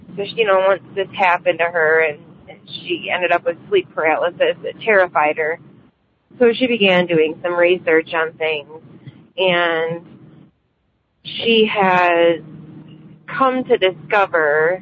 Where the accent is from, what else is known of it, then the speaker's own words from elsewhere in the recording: Michigan, United States; I'm from Michigan.